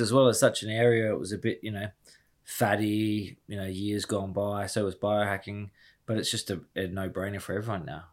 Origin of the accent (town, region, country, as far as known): Harvey, Western Australia, Australia; born or raised there; moved away as an adult; also born or lived in United Kingdom